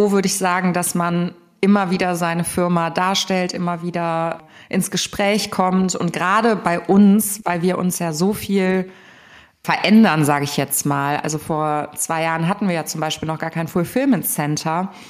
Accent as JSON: {"language": "German", "town": "Cologne", "region": "North Rhine-Westphalia", "country": "Germany", "said": "Also ich bin ja Kölnerin, von daher war für mich klar, dass ich in der Region bleibe und äh, auch nicht aus Köln rausgehe."}